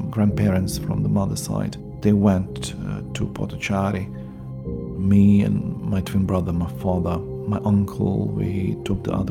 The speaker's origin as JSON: {"language": "English", "town": "Srebrenica", "region": "Republika Srpska", "country": "Bosnia & Herzegovina", "second_language": "English", "said": "I'm from Srebrenica. I'm mm, a um, survivor of the genocide."}